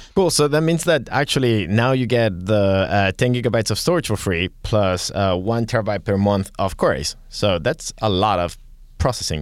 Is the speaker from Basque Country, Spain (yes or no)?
no; Catalonia, Spain; accent: Spanish, Catalan; I'm gonna have my Spanish accent, well, Catalan accent sometimes.